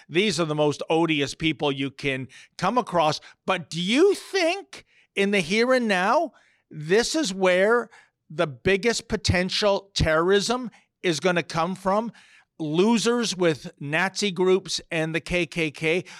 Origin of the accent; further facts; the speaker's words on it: Canada; when I go over to the U K as a Canadian